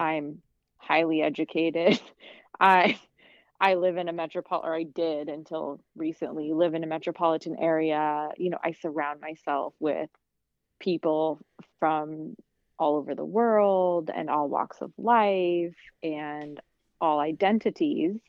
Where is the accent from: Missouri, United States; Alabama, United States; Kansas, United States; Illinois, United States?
Kansas, United States; moved away; also born or lived in South Carolina / New York; growing up in Kansas